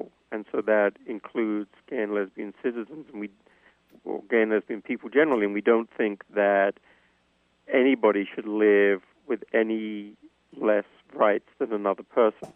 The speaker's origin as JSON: {"language": "English", "region": "England", "country": "United Kingdom", "tie": "born or raised there", "moved": "yes", "said": "I grew up in England"}